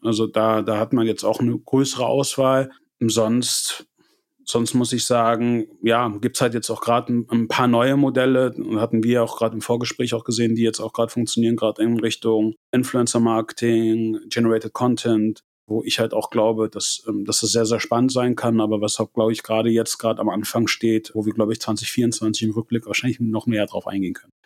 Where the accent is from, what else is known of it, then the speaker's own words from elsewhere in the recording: Germany; wir auch als Deutsche